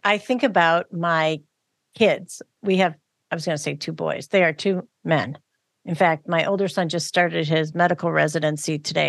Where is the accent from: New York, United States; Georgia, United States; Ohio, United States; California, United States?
Ohio, United States; Cleveland; Yeah, I grew up in Cleveland. It should have been cold, but it always, I don't know.